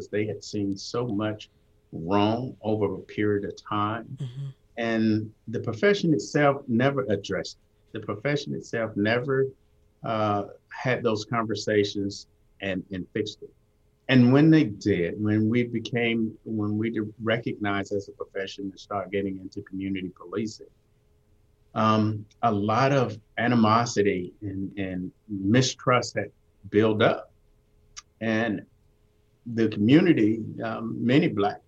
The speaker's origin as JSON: {"language": "English", "town": "Atlanta", "region": "Georgia", "country": "United States", "tie": "born or raised there", "said": "I grew up in Southwest Atlanta"}